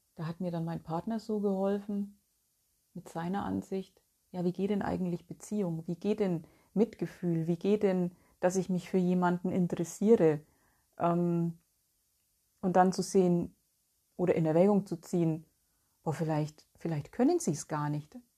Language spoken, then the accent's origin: German; Bavaria, Germany; moved away as an adult; now in North Rhine-Westphalia, Germany; Ich bin ja 2010, für alle die, die es nicht wissen, von Bayern weggezogen aus meiner Heimat und bin hier nach Nordrhein-Westfalen gezogen.